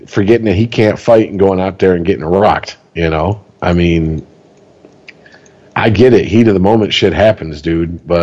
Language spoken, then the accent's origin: English; Detroit, Michigan, United States; I love Detroit. It's my hometown